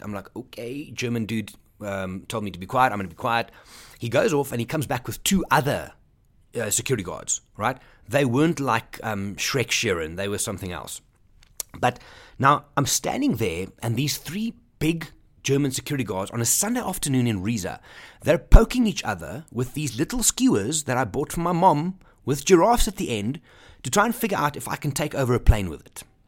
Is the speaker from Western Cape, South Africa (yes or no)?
no; Johannesburg, Gauteng, South Africa; I'm from Johannesburg, South Africa